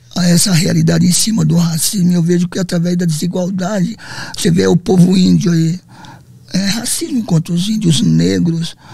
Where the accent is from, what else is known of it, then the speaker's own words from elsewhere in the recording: São Paulo, Brazil; also born or lived in Londrina, Paraná; Eu nasci no Paraná, Londrina, uhum. mas devido ao excesso de amor, sentimento, meu pai era muito ciumento com minha mãe, minha mãe bela, linda, né? E é onde que ela se revoltou, catou nós, né? Cinco filhos, veio para São Paulo, uhum. lá para Zona Leste